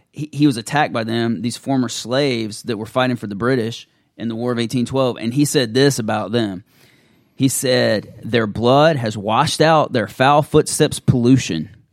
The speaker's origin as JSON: {"language": "English", "region": "the American South", "country": "United States", "said": "being a Southerner"}